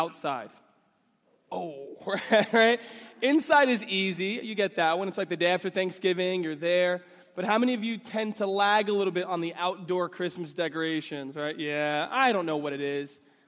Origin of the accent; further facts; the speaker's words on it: New York City, New York, United States; I grew up in New York City